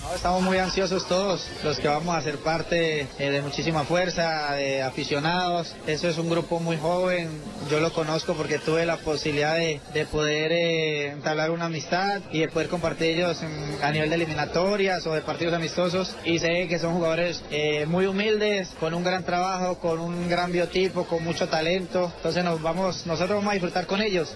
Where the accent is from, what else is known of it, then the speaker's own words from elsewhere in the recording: Colombia; todos los colombianos